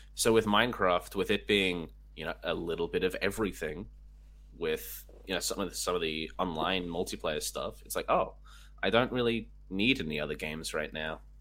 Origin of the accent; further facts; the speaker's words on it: Canberra, Australian Capital Territory, Australia; I'm from Canberra originally